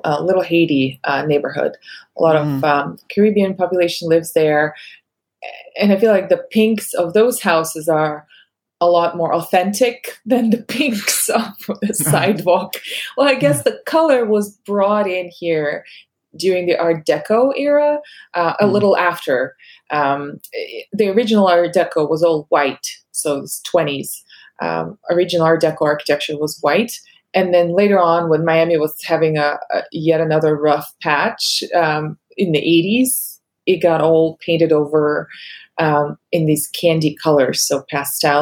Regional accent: Russia; English is a second language; moved away as an adult; now in United States; I grew up with Beverly Hills 90210 dubbed in Russian

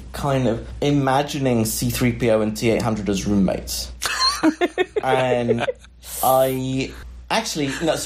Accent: United Kingdom; moved away as an adult; now in Northern California, United States; as a British person

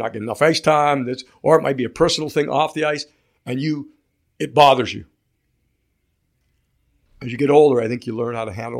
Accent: United States; I'm American though.

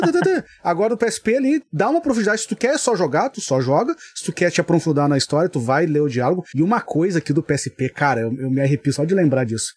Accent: Rio Grande do Sul, Brazil; eu sou gaúcho

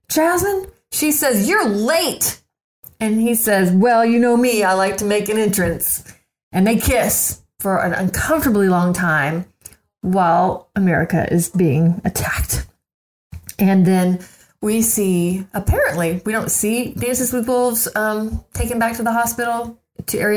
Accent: Houston, Texas, United States; also born or lived in Jersey Village, Texas; now in Austin, United States; the first to strike, of course, was my hometown

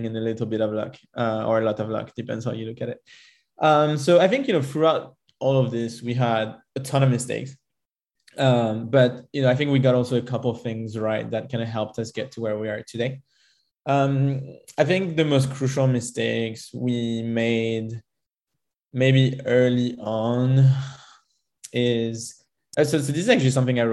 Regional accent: Paris, Île-de-France, France; moved away; also born or lived in Israel / United States / United Kingdom / Spain; I'm originally from France. I grew up in Paris and then kind of moved all around the globe

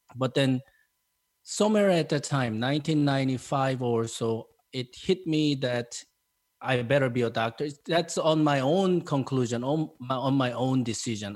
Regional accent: South Korea; English is a second language; moved away as an adult; also born or lived in Tennessee, United States

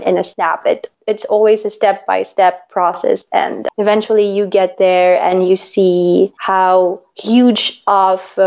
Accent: Manila, Metro Manila, Philippines; now in Switzerland; I was born and raised in Manila, Philippines, and now I am based in Switzerland.

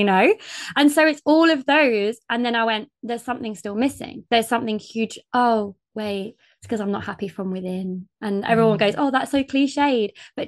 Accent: United Kingdom; But then sometimes I feel like I'm too British.

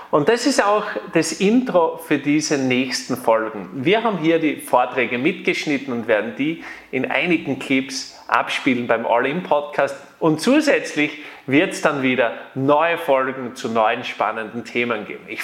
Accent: Austria; Und bei uns in Österreich ist es so, da gibt es die Tageszeitung Österreich, die Krone und den Kurier.

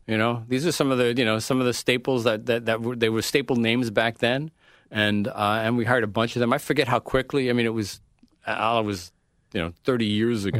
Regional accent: New York, United States; also born or lived in Queens, New York / Lower Westchester County, New York / Chicago; I'm born and raised in New York

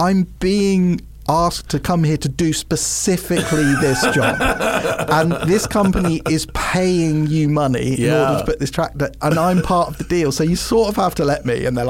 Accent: England, United Kingdom; as an English person

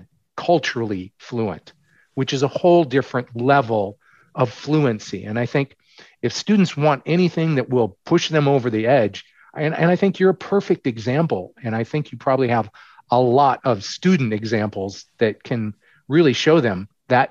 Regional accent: United States; as an American, a ugly American who speaks 1.5 languages

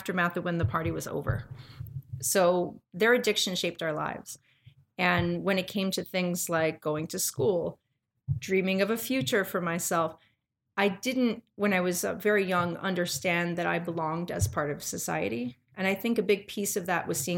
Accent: New York City, New York, United States; now in Memphis, United States; I was born in the Bronx. I was raised by parents

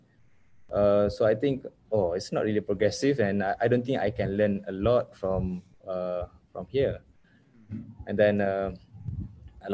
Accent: Kota Bharu, Kelantan, Malaysia; also born or lived in Melaka; I'm from Kota Baru, Kelantan

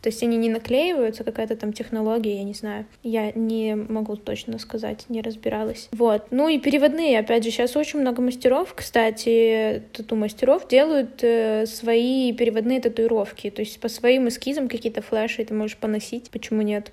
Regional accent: Kryvyi Rih, Dnipropetrovsk Oblast, Ukraine; я из Кривого Рога

